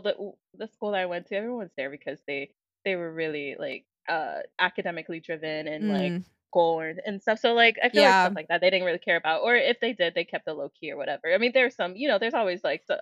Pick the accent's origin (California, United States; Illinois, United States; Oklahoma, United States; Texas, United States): Illinois, United States; Chicago; moved away as an adult; also born or lived in Nigeria / Ann Arbor, Michigan; now in Milwaukee, United States; we moved to Chicago when I was 3 years old